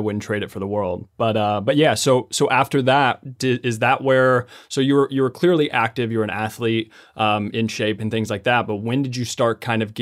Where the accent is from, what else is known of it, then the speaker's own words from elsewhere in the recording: Lexington, Kentucky, United States; I'm actually from Lexington, Kentucky.